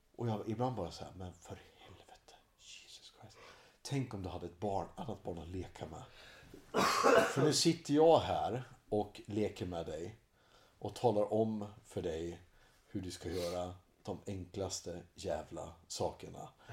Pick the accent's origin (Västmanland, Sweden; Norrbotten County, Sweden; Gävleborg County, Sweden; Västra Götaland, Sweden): Gävleborg County, Sweden; Hudiksvall; moved away as an adult; also born or lived in Uppsala; i Hälsingland så hade vi inte så mycket att göra förutom att supa och knulla